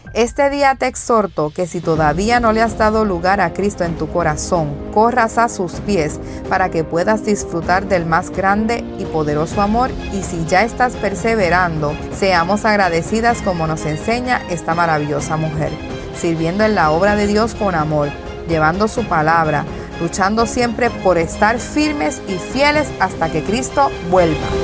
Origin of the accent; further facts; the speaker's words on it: Carolina, Puerto Rico; now in Houston, United States; soy de Carolina, Puerto Rico, pero actualmente resido en el estado de Houston, Texas